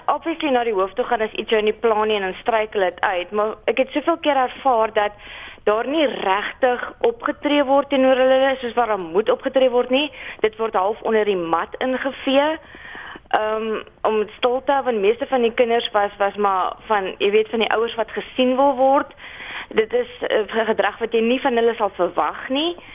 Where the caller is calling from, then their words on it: Western Cape, South Africa; ek is hier van die Weskaap